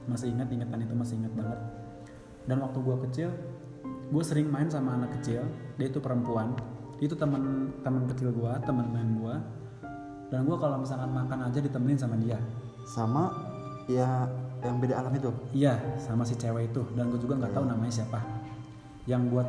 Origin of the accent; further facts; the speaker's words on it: Bogor, West Java, Indonesia; Saya dari Bogor.